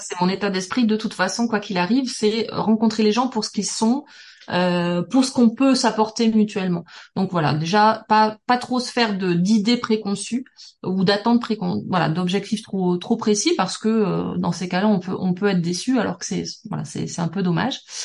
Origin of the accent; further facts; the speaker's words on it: Toulouse, Occitania, France; moved away as an adult; also born or lived in Paris; je viens de Toulouse